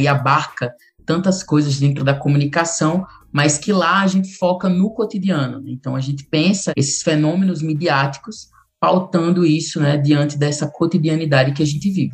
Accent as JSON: {"language": "Portuguese", "town": "Macau", "region": "Rio Grande do Norte", "country": "Brazil", "also_born_or_lived": "Guamaré, Rio Grande do Norte", "said": "eu sou do interior do Rio Grande do Norte, de Macau, né, nasci lá, depois fui morar em Guamaré"}